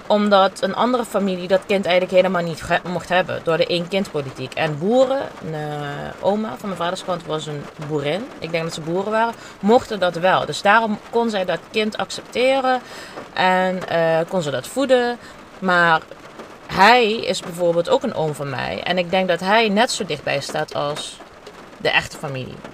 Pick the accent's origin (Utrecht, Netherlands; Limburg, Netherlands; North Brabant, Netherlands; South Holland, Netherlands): Limburg, Netherlands; Heerlen; now in Amsterdam, Netherlands; Ik kom uit Heerlen.